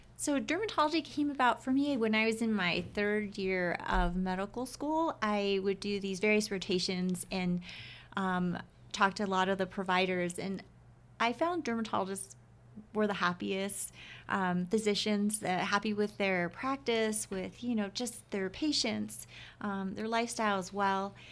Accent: Oahu, Hawaii, United States; moved away as an adult; now in Utah, United States; I was born and raised in Hawaii.

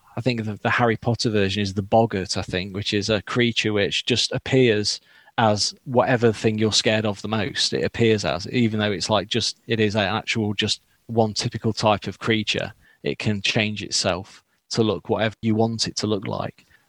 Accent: Derbyshire, East Midlands, United Kingdom; moved away; I'm from Derbyshire originally

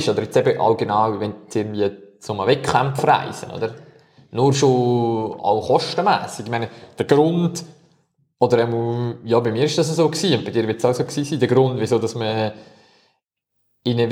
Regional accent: Switzerland; Aber jetzt als Schweizer wäre es eigentlich schon begrüßenswert

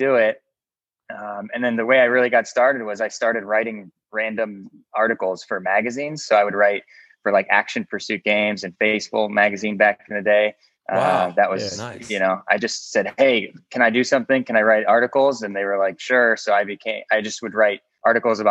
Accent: Ohio, United States; I'm from Ohio

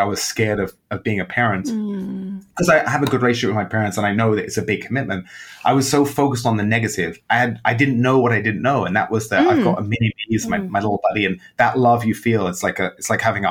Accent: London, United Kingdom; moved away as an adult; also born or lived in Amsterdam / New York; now in Chicago, United States; When I was young and growing up in England

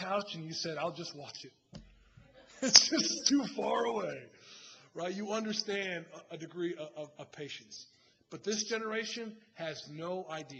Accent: United States; I love being American. I love being an American citizen.

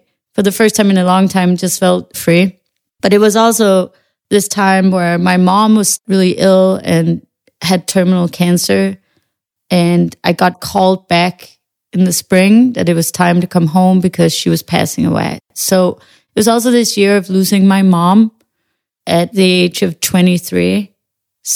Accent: Western Jutland, Central Denmark Region, Denmark; moved away as an adult; also born or lived in Copenhagen, Denmark; now in New York, United States; my hometown on the west coast of Denmark

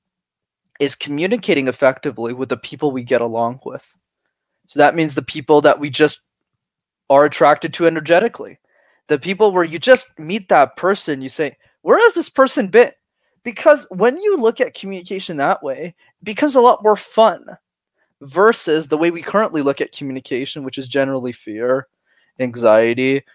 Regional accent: Canada; I was born in Canada

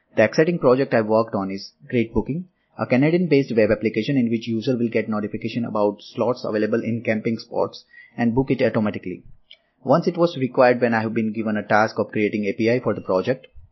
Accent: Ahmedabad, Gujarat, India; first language Gujarati; English is a second language; I'm in my hometown, Ahmedabad

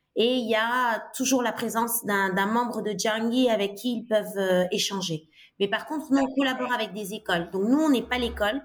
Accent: Dakar, Senegal; moved away as an adult; also born or lived in Italy / England / Côte d'Ivoire / Colombia; j'ai grandi au Sénégal jusqu'à mes 18 ans. J'ai, j'ai suivi euh, ma scolarité à, à, Dakar.

